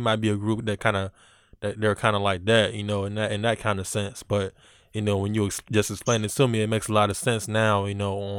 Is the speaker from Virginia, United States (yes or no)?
yes; Virginia, United States; we're from Virginia, and, like, that was, like, a big influence on the culture down here as well, you know, because mm-hmm. … are from Virginia Beach, and, you know, we're in Hampton, Virginia, so that's, you know, like, 30, 40 minutes away from us.